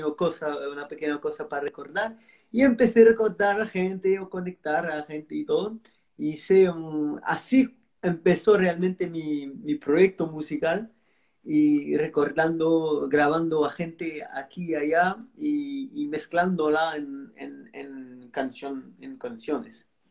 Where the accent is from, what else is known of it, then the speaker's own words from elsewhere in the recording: Marseille, Provence-Alpes-Côte d'Azur, France; Spanish is a second language; now in Antibes, France; yo, nací, en Marsella